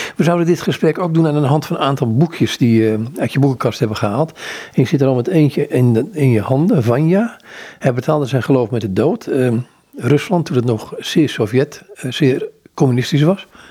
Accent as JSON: {"language": "Dutch", "town": "Amsterdam", "region": "North Holland", "country": "Netherlands", "said": "ik kom uit Amsterdam"}